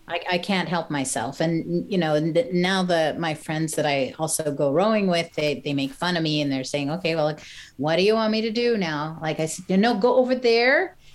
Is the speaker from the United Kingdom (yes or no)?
no; Montreal, Quebec, Canada; I'm from Montreal. We'd walk down Sherbrooke Street and go and check out the galleries